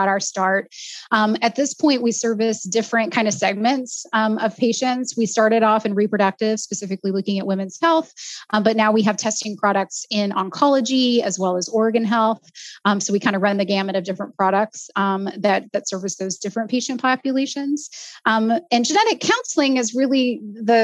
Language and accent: English; Southeast Texas, United States; I grew up in Texas. I grew up in a small town in Southeast Texas